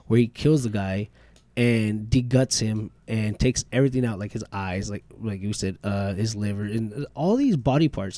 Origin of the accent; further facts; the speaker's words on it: Bakersfield, California, United States; also born or lived in Lamont; I was born in Bakersfield. Yeah, I mean, moved to Lamont, but Lamont's still big